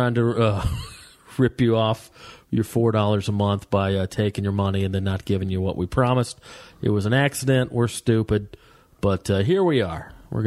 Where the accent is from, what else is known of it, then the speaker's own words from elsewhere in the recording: Southeast, United States; now in Los Angeles, United States; growing up in the Southeast, you know, desert was such a foreign concept to me. And then since I moved out here